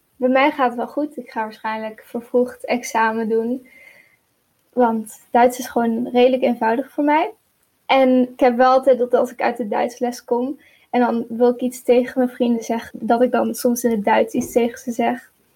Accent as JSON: {"language": "Dutch", "country": "Netherlands", "tie": "born or raised there", "said": "ik ben in Nederland opgegroeid"}